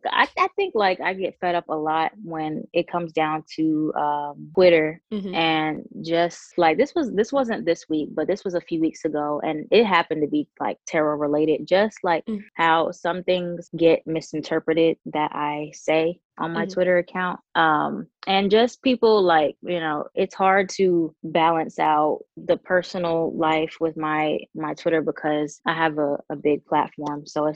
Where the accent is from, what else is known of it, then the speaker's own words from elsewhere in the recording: New York, United States; also born or lived in Charlotte, North Carolina; Yeah, I'm from New York, but I went to high school in Charlotte, North Carolina.